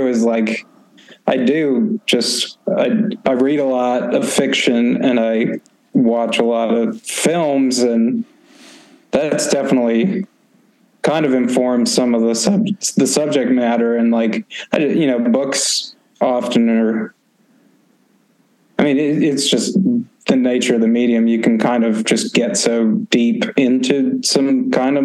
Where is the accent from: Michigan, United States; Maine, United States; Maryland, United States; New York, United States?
Maine, United States; I grew up in Maine, but we ended up moving to a town I basically spent no time in.